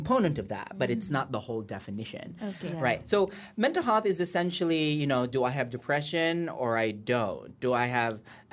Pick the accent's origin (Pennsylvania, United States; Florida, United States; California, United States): California, United States; moved away as an adult; also born or lived in Iloilo, Philippines; now in Philippines; I'm from Iloilo, and I think like many of our mothers, my mother was a nurse. She worked in Saudi Arabia for about the first 10 years of my life. She saved all that money. We moved to the U.S. when it was much easier to move to the U.S. Mm-hmm. I grew up in California